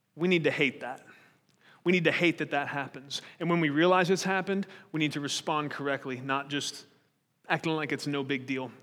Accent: United States; we're American

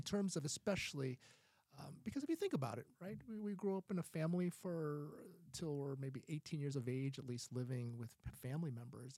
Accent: Ohio, United States; moved away; I grew up in Ohio

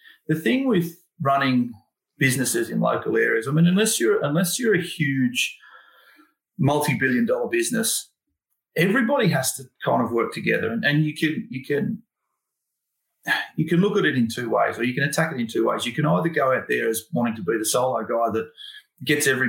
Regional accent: Sydney, New South Wales, Australia; I grew up in Thornley

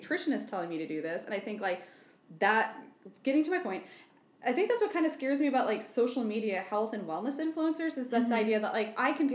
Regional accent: Southwest Iowa, United States; moved away; I'm from Southwest Iowa.

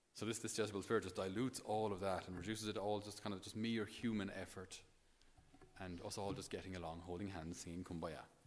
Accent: Thurles, Munster, Ireland; passing through my hometown today in Thurles

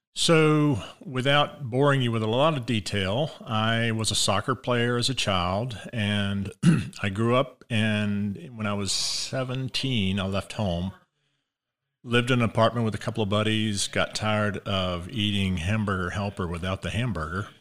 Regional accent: Columbia, South Carolina, United States; moved away; Born and raised in Columbia, South Carolina

